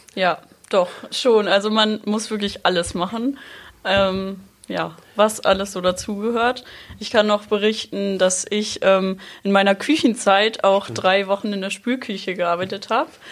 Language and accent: German; near Rendsburg, Schleswig-Holstein, Germany; now in Sylt, Germany; Ich komme aus der Nähe von Rendsburg